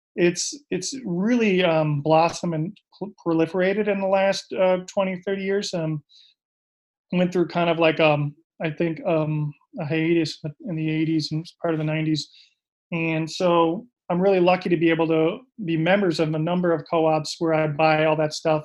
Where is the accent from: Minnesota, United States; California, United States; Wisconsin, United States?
Minnesota, United States; Minneapolis; also born or lived in Vancouver, Canada; I'm from Minnesota originally, and grew up in the suburbs of Minneapolis